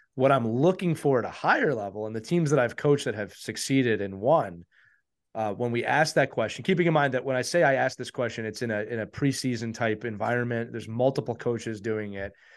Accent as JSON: {"language": "English", "region": "Northeast", "country": "United States", "said": "we're from the Northeast."}